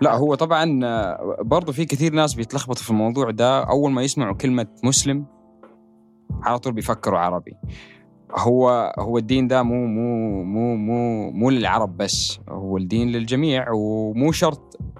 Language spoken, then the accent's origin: Arabic; Jeddah, Makkah Province, Saudi Arabia; جده البلده اللي انا تربيت يعني المنطقه اللي انا تربيت فيها في السعوديه جده